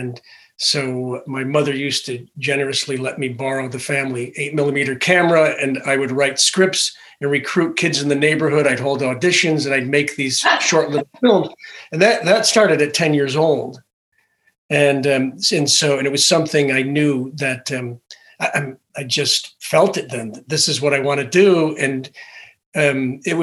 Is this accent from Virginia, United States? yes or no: no; Connecticut, United States; I was born in a little rural town in Connecticut